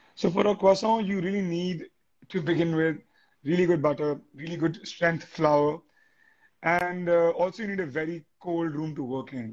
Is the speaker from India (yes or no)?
yes; India; being an Indian